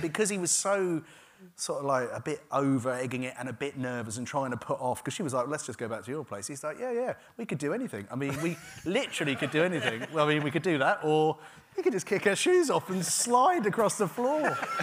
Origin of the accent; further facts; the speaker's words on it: Gravesend, South East England, United Kingdom; I grew up in a town called Gravesend, which is a river town, and it's quite deprived.